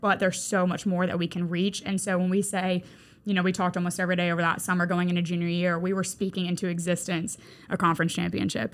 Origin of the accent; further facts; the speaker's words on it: Mandeville, Louisiana, United States; moved away as an adult; now in Mobile, United States; Mandeville, Louisiana, absolutely. That is my hometown.